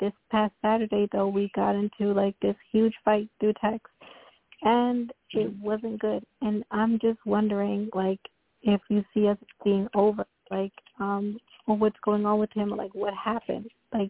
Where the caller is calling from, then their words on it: Florida, United States; I'm calling from Florida.